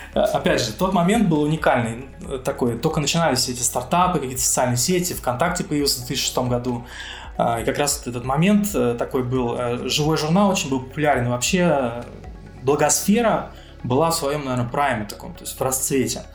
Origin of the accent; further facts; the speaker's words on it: Moscow Oblast, Russia; moved away as an adult; now in Cyprus; я родился в Подмосковье